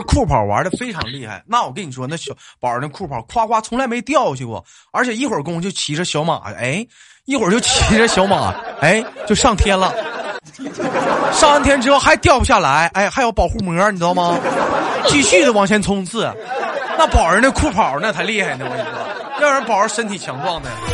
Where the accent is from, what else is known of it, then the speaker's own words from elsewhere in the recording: Changchun, Jilin, China; 我们长春这边就冬泳特别多